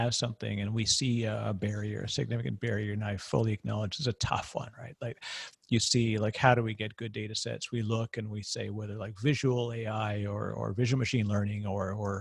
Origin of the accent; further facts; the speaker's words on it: Canada; I'm Canadian